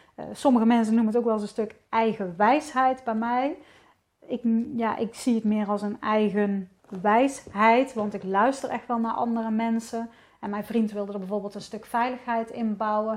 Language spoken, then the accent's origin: Dutch; Netherlands; ik ben gewoon een Hollandse vrouw